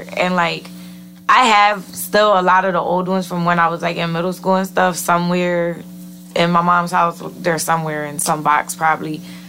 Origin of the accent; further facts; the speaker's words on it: New Britain, Connecticut, United States; New Britain.